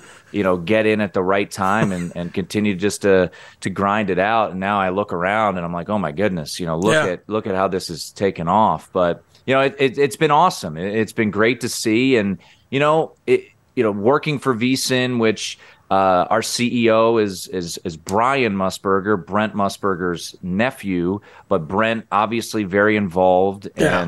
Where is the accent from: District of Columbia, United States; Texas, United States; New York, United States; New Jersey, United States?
District of Columbia, United States; Washington; my hometown, Washington, D.C.